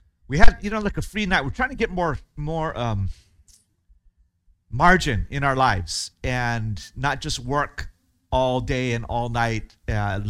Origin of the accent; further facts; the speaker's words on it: Hawaii, United States; moved away as an adult; in Hawaii where I grew up and our church there